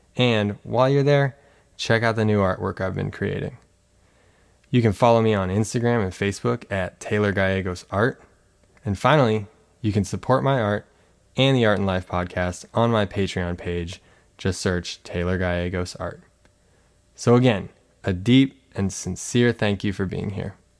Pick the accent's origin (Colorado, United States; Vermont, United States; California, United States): Colorado, United States; now in San Diego, United States; I'm originally from Colorado, so I grew up with, with pretty cold temperatures